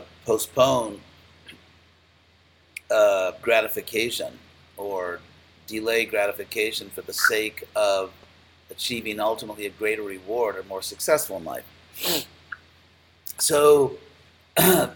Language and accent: English; Los Angeles, California, United States; moved away; I grew up in Los Angeles